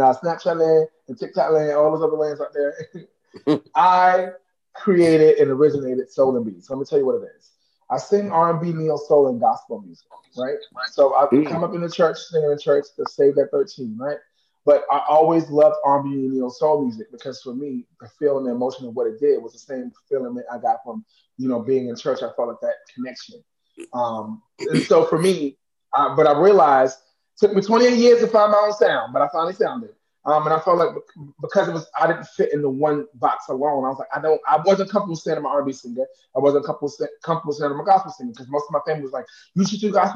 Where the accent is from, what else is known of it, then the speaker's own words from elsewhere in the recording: New York City, New York, United States; I'm from Harlem, New York, born and raised Harlem, New York.